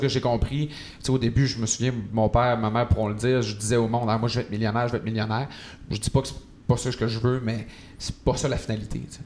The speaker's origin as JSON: {"language": "French", "region": "Quebec", "country": "Canada", "tie": "born or raised there", "moved": "yes", "said": "dans mon patelin, donc au saint lac saint jean"}